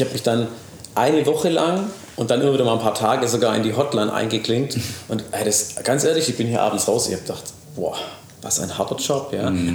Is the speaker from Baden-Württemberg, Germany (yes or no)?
yes; Ravensburg, Baden-Württemberg, Germany; ich bin natürlich in Ravensburg aufgewachsen